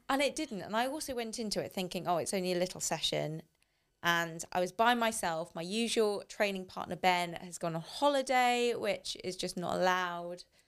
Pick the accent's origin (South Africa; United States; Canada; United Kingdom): United Kingdom; as a British